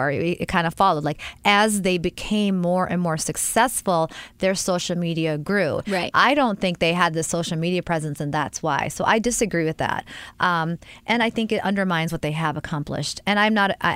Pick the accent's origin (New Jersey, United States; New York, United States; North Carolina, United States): New York, United States; Also, I'm like over... a New Yorker.